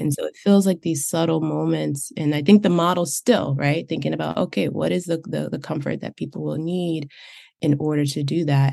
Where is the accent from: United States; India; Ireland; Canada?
United States; I grew up in the United States, that's the cultural framework that I'm coming from